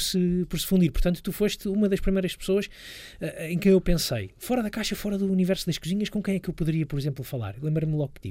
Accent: Lisbon, Portugal; Eu sou, sou, sou lisboeta, cresci uh, nos subúrbios de Lisboa, estudei, estudei em Lisboa

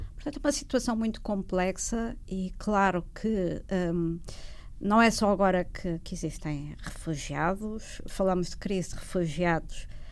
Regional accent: Portugal; quando imigramos, enquanto portugueses

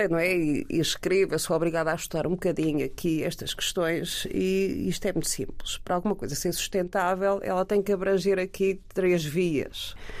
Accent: Peniche, Leiria District, Portugal; Eu sou de Peniche

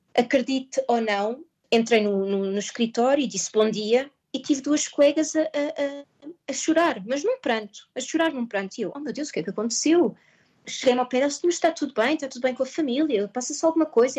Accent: Portugal; moved away as an adult; now in Maidenhead, United Kingdom; eu que sou portuguesa

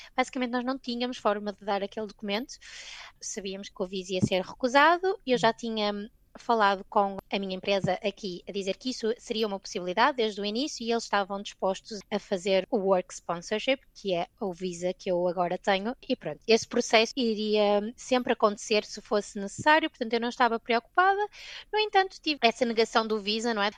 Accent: Gondomar, Porto District, Portugal; moved away as an adult; also born or lived in Scotland; now in London, United Kingdom; Eu saí de Gondomar, no Porto

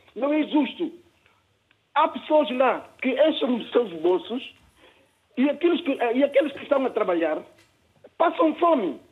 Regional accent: Guinea-Bissau; now in Évreux, France; eu sou filho da Guiné-Bissau e estou fora há muito tempo

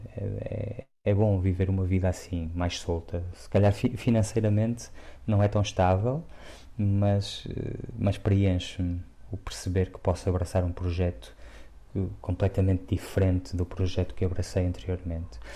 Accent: Porto, Norte, Portugal; moved away; eu transpiro o Porto cresci no centro do Porto em Santo Ilfonso e fui vivendo em várias zonas do Porto e e é lá a minha casa

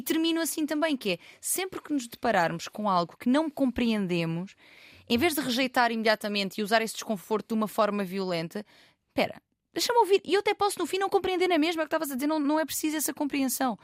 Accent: Loulé, Algarve, Portugal; não sou de Lisboa, sou de uma terra mais pequenina, Lolé

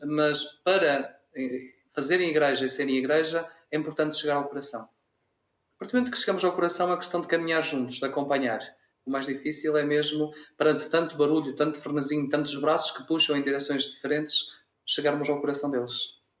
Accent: Vila Verde, Norte, Portugal; moved away as an adult; also born or lived in Alentejo; now in Mora, Portugal; Sou de uma aldeia rural chamada Abuinda Nóbrega, Conselho Vila Verde, Distrito de Braga. Portanto, sou minhoto

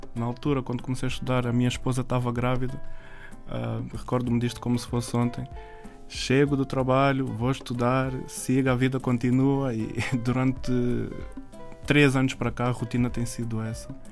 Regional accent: Mem Martins, Lisbon, Portugal; eu sou original de Lisboa, nasci em Portugal, Lisboa, e cresci em Mem Martins

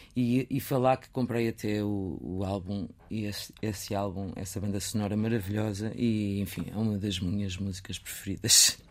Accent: Viseu, Portugal; moved away; nasci, cresci em Viseu

